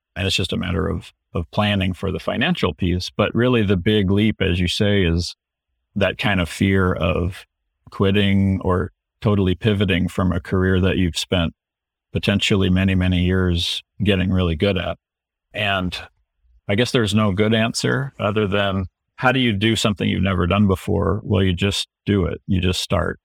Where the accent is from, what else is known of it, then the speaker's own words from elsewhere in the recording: Houston, Texas, United States; now in Seattle, United States; when I was growing up in Houston